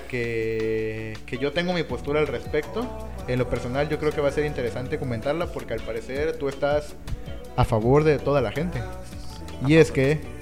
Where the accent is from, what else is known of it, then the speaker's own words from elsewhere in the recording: Mexico; Nosotros mismos como mexicanos